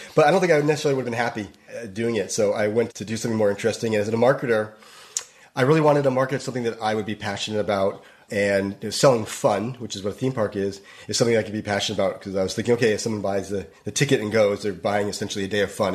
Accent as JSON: {"language": "English", "region": "Northeast", "country": "United States", "tie": "born or raised there", "also_born_or_lived": "New York", "moved": "as an adult", "lives_now": "Los Angeles, United States", "said": "I grew up in the Northeast."}